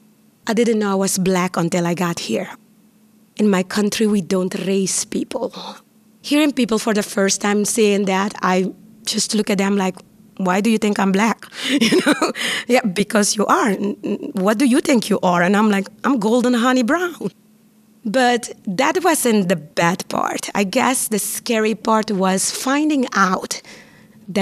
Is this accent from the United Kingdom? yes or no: no; Curaçao; first language Papiamentu; English is a second language; moved away as an adult; also born or lived in Costa Rica; now in Pittsburgh, United States; I am from the island of Curaçao, born and raised in the Dutch Caribbean islands.